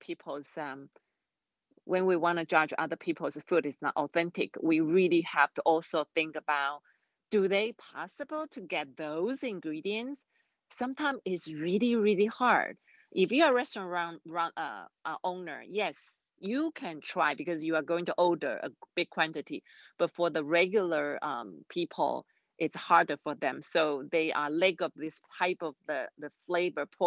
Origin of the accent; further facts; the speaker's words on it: Taiwan; English is a second language; I'm from Taiwan